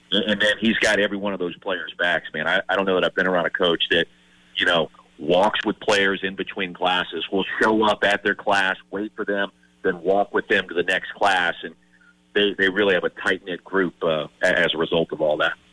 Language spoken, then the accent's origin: English; Columbia, South Carolina, United States; moved away; I grew up in Columbia